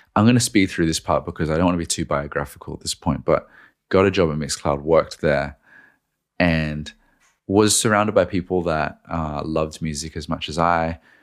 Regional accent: Australia; now in Sydney, Australia; I moved home to Australia at this point, I was doing it from Sydney

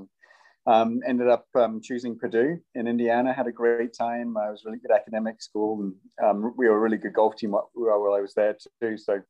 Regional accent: England, United Kingdom; now in United States; Originally from England, as you can probably tell from the accent, although I get Australian because I've been in America for half my life.

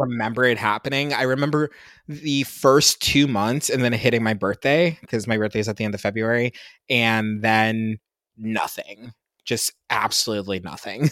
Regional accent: Pennsylvania, United States; moved away; I'm from Pennsylvania. I'm not from anywhere super sexy

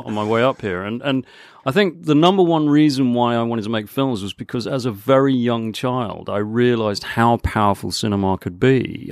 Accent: Hong Kong; moved away; also born or lived in Canterbury / Guildford / London; I was born and grew up in Hong Kong

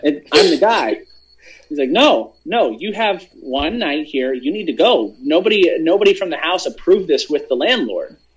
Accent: Hershey, Pennsylvania, United States; I'm originally from Hershey, Pennsylvania

